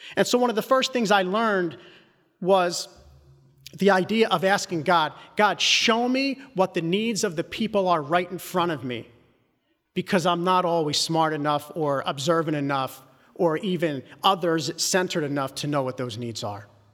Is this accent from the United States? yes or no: yes; Philadelphia, Pennsylvania, United States; I grew up in Northeast Philly